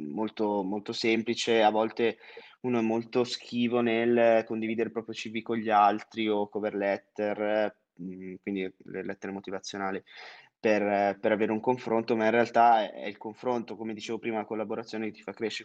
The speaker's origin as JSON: {"language": "Italian", "town": "Monza", "region": "Lombardy", "country": "Italy", "also_born_or_lived": "France / Singapore / London", "moved": "as an adult", "said": "ho 23 anni, vengo originariamente da Monza."}